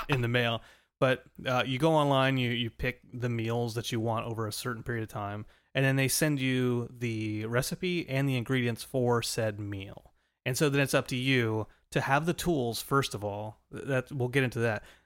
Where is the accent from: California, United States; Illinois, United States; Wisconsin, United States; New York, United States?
California, United States; Southern; moved away; also born or lived in Colorado; a kid growing up in Southern California